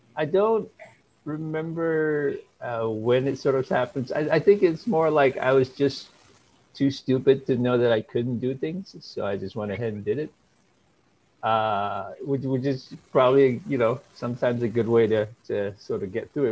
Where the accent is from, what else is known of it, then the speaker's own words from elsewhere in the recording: Malaysia; moved away as an adult; now in United States; when I was growing up in Malaysia